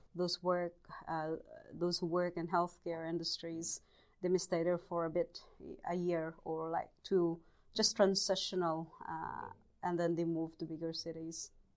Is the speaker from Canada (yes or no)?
no; Bohol, Central Visayas, Philippines; moved away as an adult; also born or lived in Leyte, Philippines; now in New Zealand; I was born in the Philippines in the province of uh, Bohol.